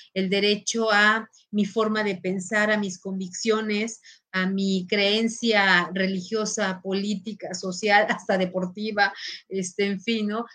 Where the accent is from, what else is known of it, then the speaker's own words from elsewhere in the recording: Mexico; soy mexicana